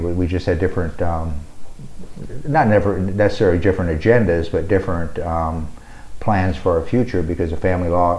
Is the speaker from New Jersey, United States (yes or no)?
no; Sioux City, Iowa, United States; moved away as an adult; now in Omaha, United States; I grew up in Sioux City, Iowa, and graduated from high school in Sioux City.